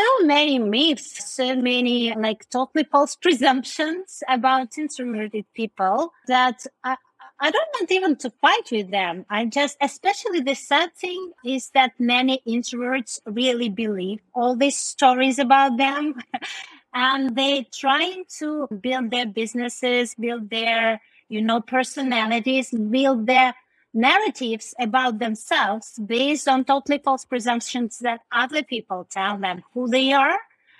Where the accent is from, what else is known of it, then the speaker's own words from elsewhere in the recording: India; English is a second language; also born or lived in Russia; when I say I was born in Russia, but I moved to India when I was 9 years old, and I grew up there, like, well, I can't say I'm an Indian, right?